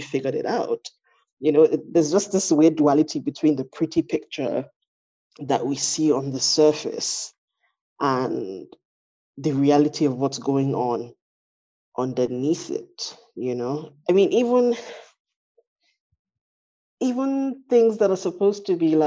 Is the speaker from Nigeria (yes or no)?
yes; Lagos, Nigeria; I am Nigerian, my expression is obviously filtered through my identity as a Yoruba woman, you know, a Yoruba Nigerian from Lagos